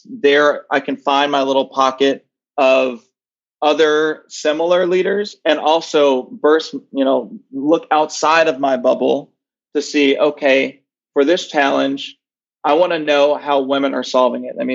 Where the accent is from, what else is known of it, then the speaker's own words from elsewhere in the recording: Nashville, Tennessee, United States; Yeah, so I grew up in Nashville, Tennessee.